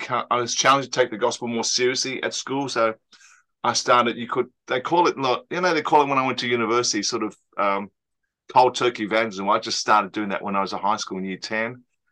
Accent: Australia; I'm Australian-born Chinese

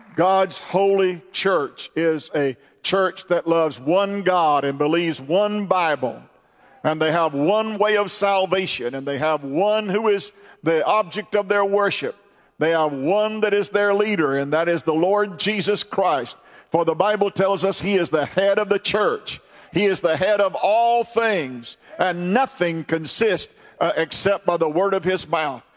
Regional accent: United States; I am an American and I'm proud to be an American.

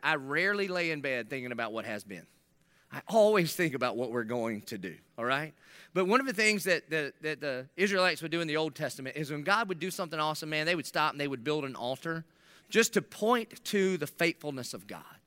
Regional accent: South Carolina, United States; accent: Southern South Carolina; my Southern South Carolina dialect

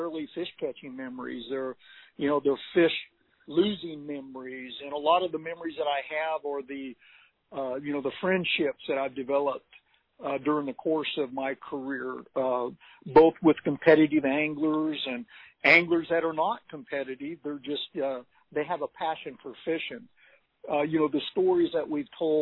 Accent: Northern California, United States; moved away as an adult; now in Texas, United States; I was just a young teenager born and raised in Northern California that had a passion for fishing

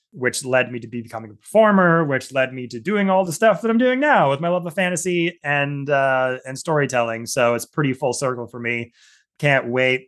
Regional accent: Southern Gulf Islands, British Columbia, Canada; I grew up in the Southern Gulf Islands here in Canada. uh, British Columbia

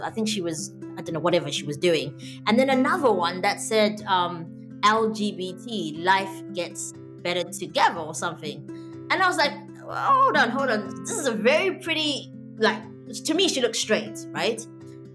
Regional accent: Zimbabwe; now in United Kingdom; I live here in the UK. I was born in Zimbabwe, born and bred

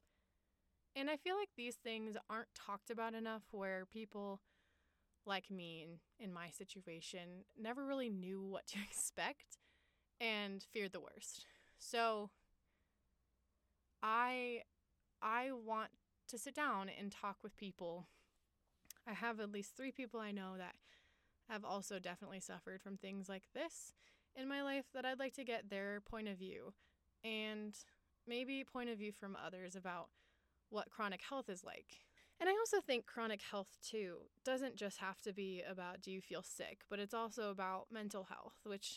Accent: Longmont, Colorado, United States; also born or lived in Boulder, Colorado; I'm a Colorado native. I was born in Boulder, Colorado, grew up in Longmont

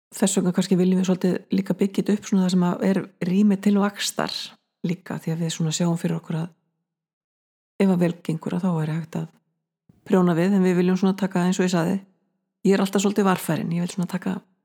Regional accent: Snæfellsnes, Western Region, Iceland; now in Borgarnes, Iceland; ég fættu uppalinn á Snæfellsnesi, minniborg, Mikloseppi

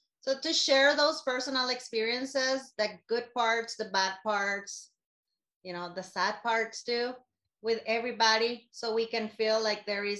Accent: Costa Rica; moved away as an adult; now in Guatemala; I am from Costa Rica, but I've been living in Guatemala for the last, 8 years? Yes, 8 years I've been here.

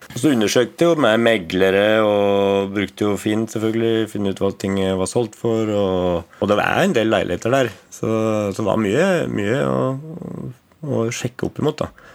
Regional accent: Valdres, Innlandet, Norway; moved away as an adult; now in Asker, Norway; født og oppvokst i Valdres

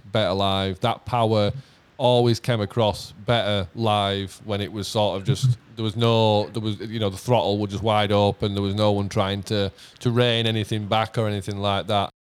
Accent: Leeds, Yorkshire and the Humber, United Kingdom; in our town in Leeds

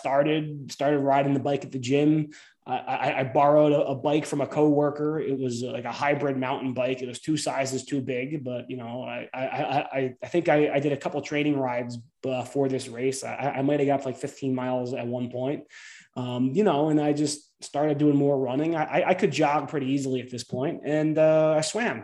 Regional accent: New Jersey, United States; growing up in New Jersey, going to the ocean all the time

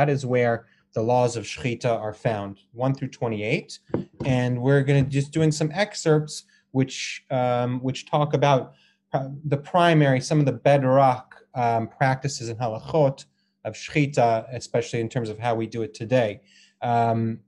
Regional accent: Boulder, Colorado, United States; also born or lived in Israel; I grew up in Boulder, Colorado

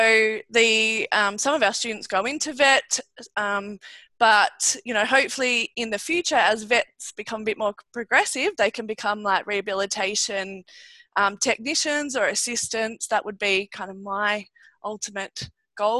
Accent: Australia; I'm a veterinarian from Australia

